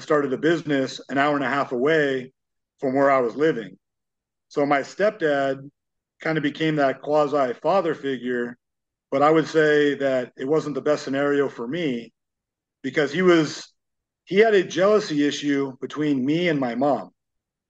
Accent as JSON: {"language": "English", "area": "Los Angeles County", "region": "California", "country": "United States", "said": "I'm from Los Angeles County"}